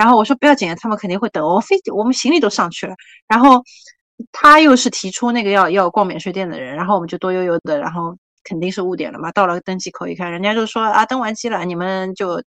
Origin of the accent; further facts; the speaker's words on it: China; 他知道我是大陆过来的